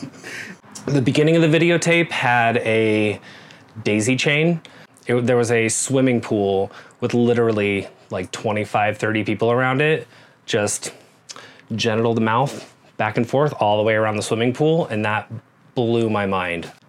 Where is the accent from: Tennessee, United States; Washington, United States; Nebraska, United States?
Nebraska, United States; moved away as an adult; also born or lived in Dallas; I am 40 years old, um, and I grew up in Nebraska.